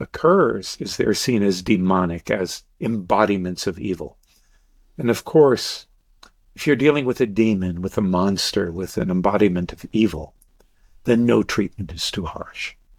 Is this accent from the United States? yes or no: yes; Deep South, United States; I grew up in the Deep South